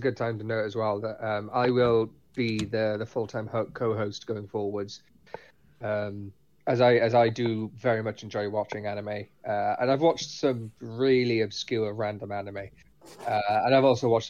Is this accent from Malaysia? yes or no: no; United Kingdom; considering both me and Mikey are British.